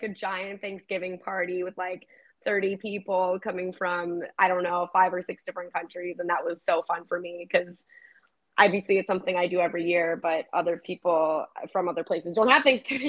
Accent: United States; moved away as an adult; now in France; especially as someone that was born and raised in the States

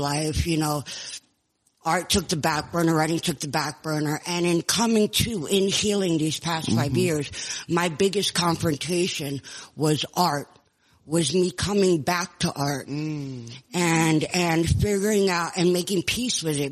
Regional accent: Kauai, Hawaii, United States; also born or lived in Los Angeles, California; now in Tucson, United States; I born and raised on Kauai in Hawaii

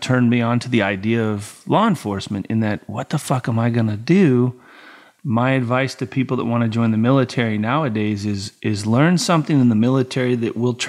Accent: Colorado, United States; So I'm like, oh, fuck, I'm from Colorado, bro.

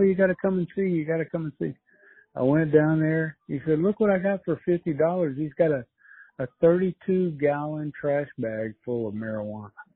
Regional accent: United States; also born or lived in Mexico; I'm an American

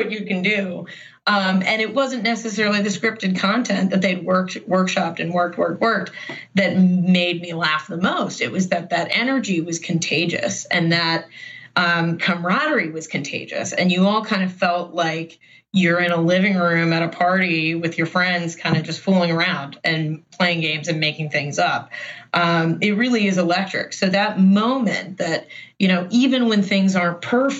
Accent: Baltimore, Maryland, United States; I grew up in Baltimore

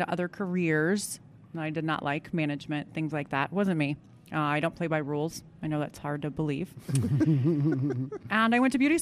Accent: Houston, Missouri, United States; now in Kansas City, United States; I was born in a tiny little town called Houston, Missouri. No one has ever heard of it. There's literally 500 people there.

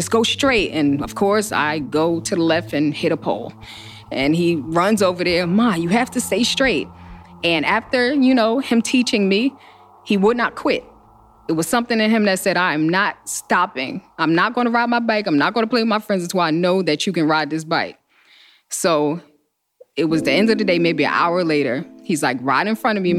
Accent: Newark, New Jersey, United States; I'm from Newark, New Jersey

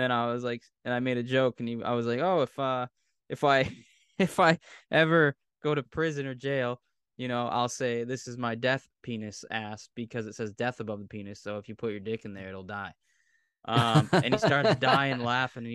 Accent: Pembroke, Massachusetts, United States; accent: Massachusetts; I'm from Massachusetts. He's like, what part? And I was like, South Shore, Pembroke

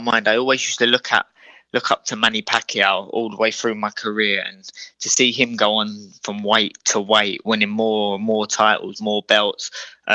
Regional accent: Croydon, London, United Kingdom; we're both originally from Croydon

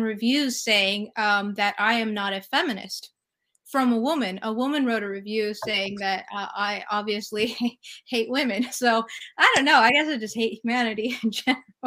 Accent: California, United States; moved away as an adult; also born or lived in New York City; I'm from California, so uh, everybody's very laid back and chill

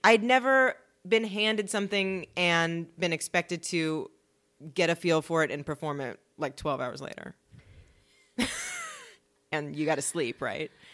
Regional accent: Los Angeles, California, United States; I'm from LA. So I grew up around the whole acting everything.

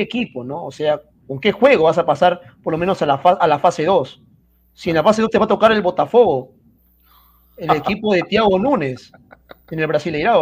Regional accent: Peru; soy peruano

